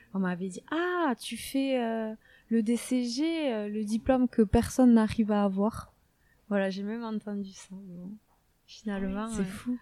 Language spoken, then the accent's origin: French; Saint-Jean-de-Luz, Nouvelle-Aquitaine, France; accent: south-western French; je suis née, vous, entendez certainement mon gros accent, euh, dans le sud-ouest de la France. Je suis née à Saint-Jean-de-Luz